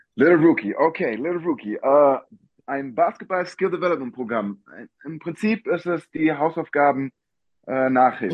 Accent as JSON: {"language": "German", "region": "Berlin", "country": "Germany", "tie": "born or raised there", "said": "ich bin Berliner Junge"}